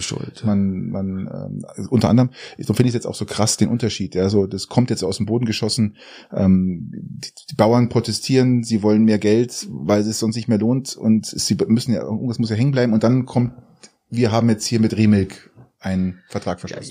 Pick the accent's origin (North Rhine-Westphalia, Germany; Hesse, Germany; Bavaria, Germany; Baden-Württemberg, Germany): Bavaria, Germany; Garmisch-Partenkirchen; Ich komme aus Garmisch